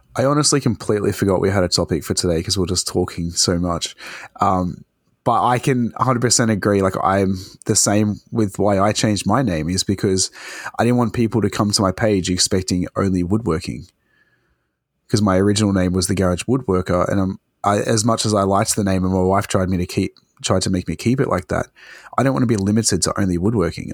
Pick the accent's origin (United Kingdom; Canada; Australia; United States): Australia